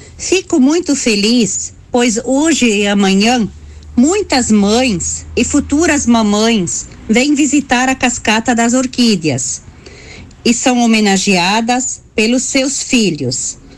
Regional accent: Imigrante, Rio Grande do Sul, Brazil; eu sou do município de Imigrante

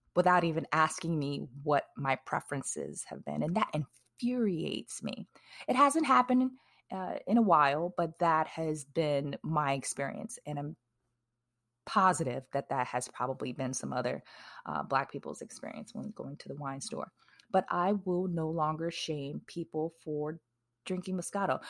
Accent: Wisconsin, United States; now in Texas, United States; I live in Texas now. I'm originally from Wisconsin

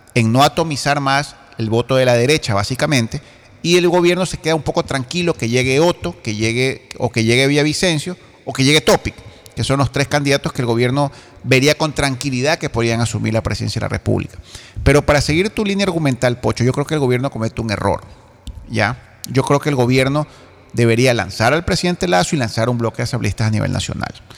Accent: Ecuador; yo como ecuatoriano

